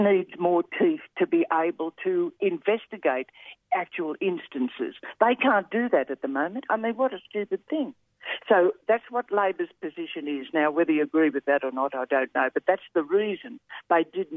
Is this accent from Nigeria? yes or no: no; Australia; I love being an Australian